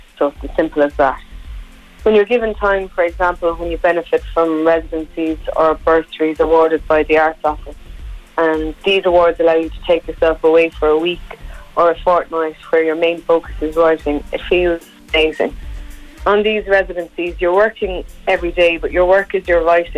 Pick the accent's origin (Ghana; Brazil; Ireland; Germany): Ireland; Gathabawn, County Kilkenny; I'm originally from Gathabawn. Gathabawn is a small but very lively village in North Kilkenny